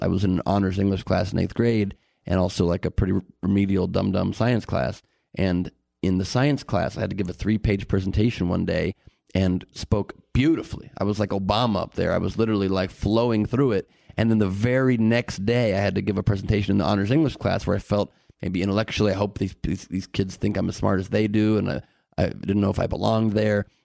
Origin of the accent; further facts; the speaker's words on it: Los Angeles, California, United States; growing up in a beautiful city here in L